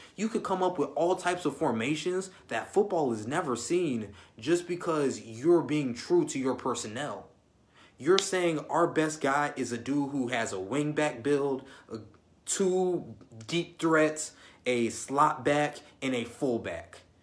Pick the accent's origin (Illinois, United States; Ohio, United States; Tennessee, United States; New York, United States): Illinois, United States; I'm from Illinois